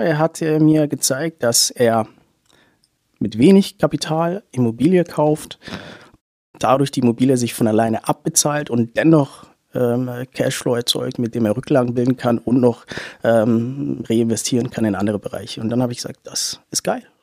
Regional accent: Hamburg, Germany; moved away as an adult; also born or lived in Munich; now in Nuremberg, Germany; ich bin gebürtig aus Hamburg

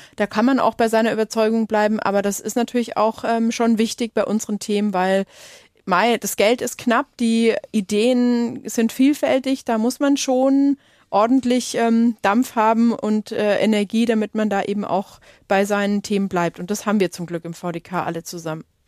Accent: Lake Constance, Baden-Württemberg, Germany; da bin ich aufgewachsen am Bodensee, so richtig auf dem Land

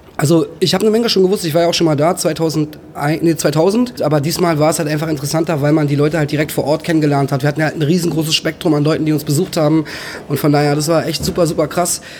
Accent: Berlin, Germany; ich bin halt in Berlin aufgewachsen

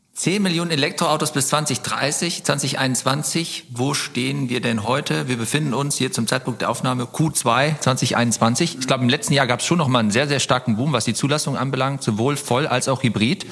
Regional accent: Oberbergisches Land, North Rhine-Westphalia, Germany; moved away; also born or lived in Cologne; wir kommen ja ursprünglich aus dem Oberbergischen. Das ist gar nicht so weit weg von hier. Ich bin an meiner alten Heimat vorbeigefahren

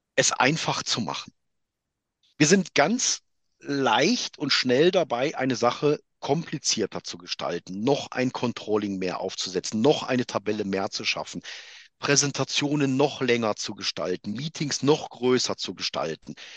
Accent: Germany; moved away; also born or lived in Switzerland; ich bin halt in Deutschland geboren, ich bin in Deutschland ausgebildet, ich bin deutscher Unternehmer mit einer Firma in der Schweiz

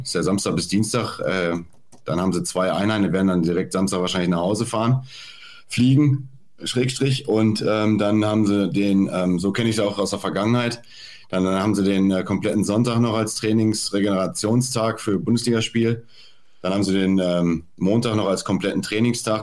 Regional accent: Dortmund, North Rhine-Westphalia, Germany; bin ja gebürtiger Dortmunder

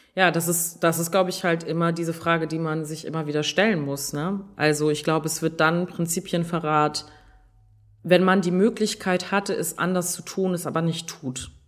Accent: Germany; bei uns in Deutschland

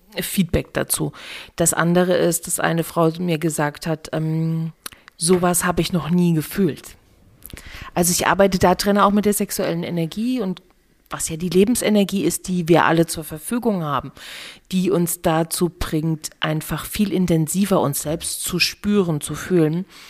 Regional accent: East Germany, Germany; ich komme aus dem Osten

